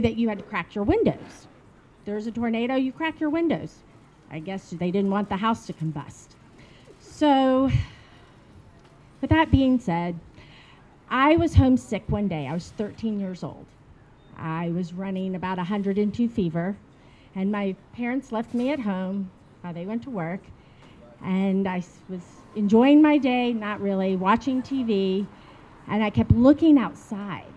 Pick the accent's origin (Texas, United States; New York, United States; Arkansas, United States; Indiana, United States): Arkansas, United States; Little Rock; accent: southern; now in Shenzhen, China; I grew up in Little Rock, Arkansas